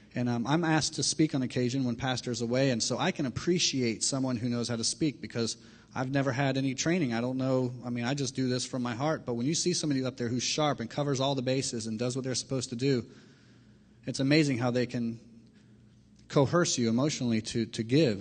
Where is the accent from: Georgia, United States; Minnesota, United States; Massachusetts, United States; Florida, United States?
Florida, United States; Miami; I grew up in Miami, Florida